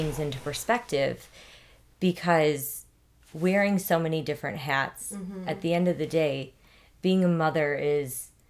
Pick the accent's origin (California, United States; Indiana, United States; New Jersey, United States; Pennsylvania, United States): Indiana, United States; Northwest; also born or lived in Schererville, Indiana / St. John, Indiana; I was born and raised in Northwest Indiana.